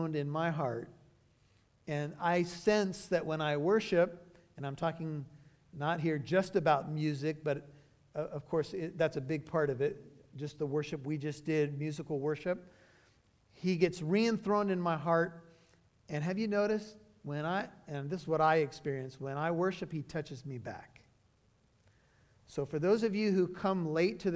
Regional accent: United States; I'm an American citizen

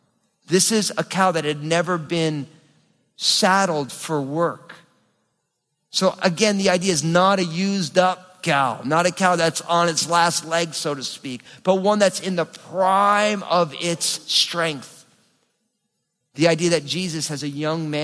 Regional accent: New Jersey, United States; I'm from New Jersey

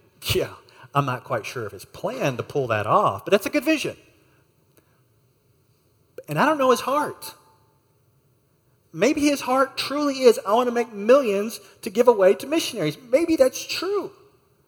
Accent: United States; I'm an American, and I'm here on a short-term trip.

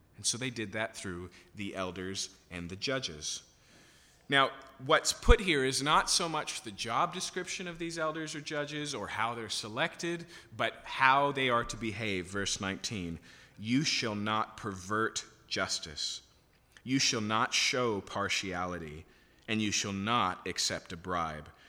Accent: Yakima, Washington, United States; I grew up in Yakima, so I can still remember my very first year of high school

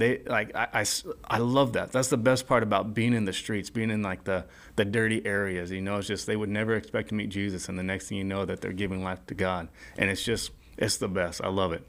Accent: Culver City, California, United States; also born or lived in Orange County, California; growing up in Los Angeles, Culver City, skating Venice Beach a lot

